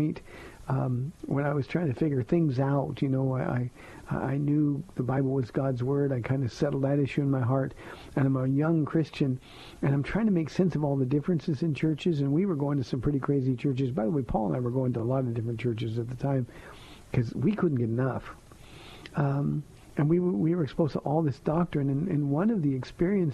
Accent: Southern California, United States; I'm from Southern California

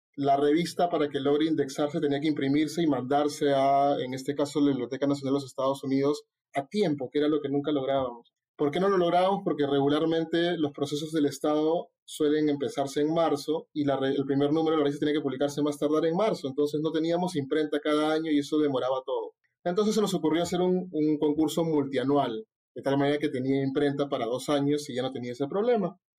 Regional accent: Callao, Peru; soy chalaco

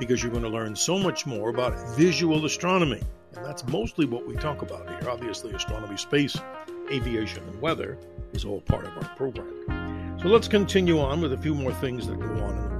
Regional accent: New York, United States; I'm a New Yorker

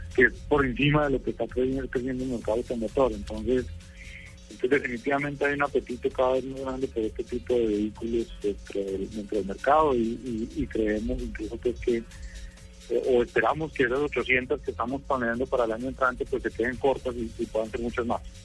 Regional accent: Colombia

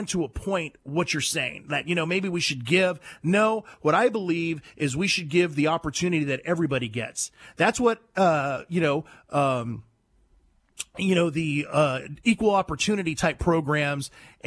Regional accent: United States; I was born in America

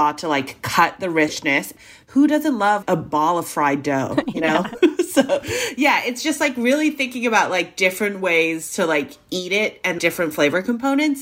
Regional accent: Hong Kong; now in United States; growing up in Hong Kong

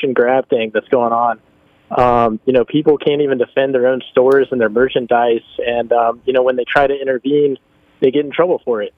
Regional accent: Charlotte, North Carolina, United States; I'm from Charlotte, born and raised

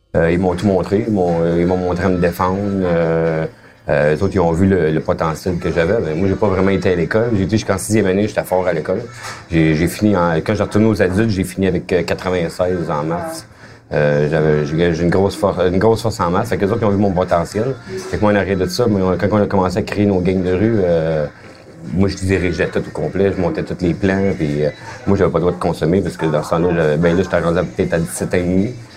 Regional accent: Hull, Quebec, Canada; je viens de, de Hall, ça. Je viens d'un quartier démuni

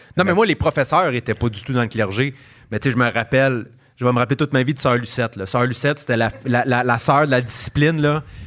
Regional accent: Montreal, Quebec, Canada; en tant que Montréalais

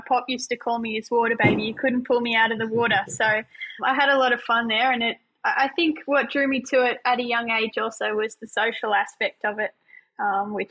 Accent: Lake Macquarie, New South Wales, Australia; also born or lived in Newcastle; I was born and bred in Lake Macquarie, in a sleepy little town called Nordsworth. Spent most of my childhood there

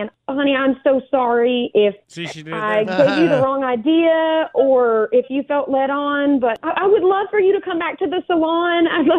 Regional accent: Alabama, United States; moved away; I grew up in Alabama

